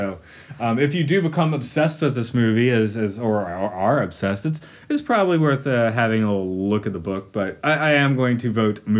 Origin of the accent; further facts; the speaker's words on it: United States; moved away as an adult; I'm an American. Looking at America from the outside for 10 years